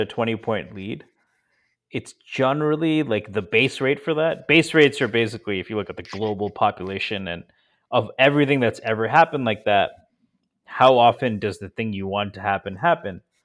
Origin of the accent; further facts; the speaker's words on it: Connecticut, United States; I grew up in Connecticut. and I grew up forty-five minutes from Madison Square Garden